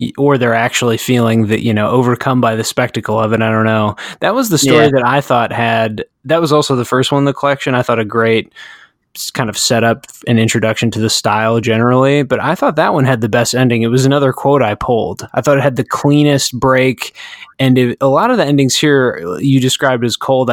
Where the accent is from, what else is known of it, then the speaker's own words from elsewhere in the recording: United States; I'm an American